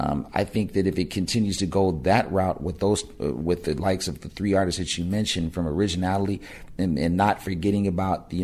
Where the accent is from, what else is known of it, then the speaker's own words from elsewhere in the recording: Pasadena, California, United States; me and my buddies in my hometown of Pasadena made it a rap group called JSD